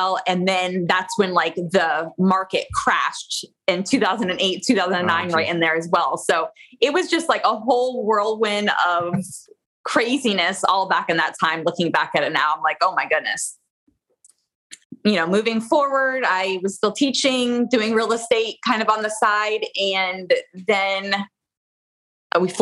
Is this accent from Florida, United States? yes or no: yes; Florida, United States; I am a Florida girl. I was born and raised in Florida